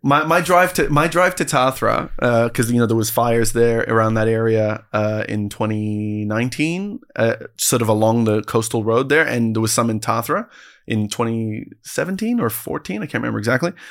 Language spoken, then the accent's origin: English; Canada; I'm a Canadian